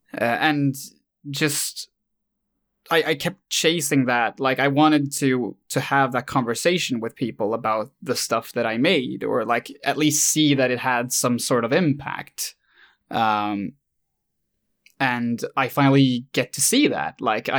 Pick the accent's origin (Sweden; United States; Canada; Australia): Sweden; English is a second language; I did this in Swedish, since, surprise, I'm Swedish.